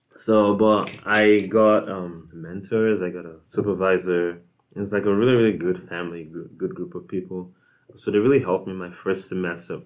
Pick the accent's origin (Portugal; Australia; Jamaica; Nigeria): Nigeria; moved away as an adult; now in United States; I am from Nigeria, um, and uh, lived there like throughout like you know so high school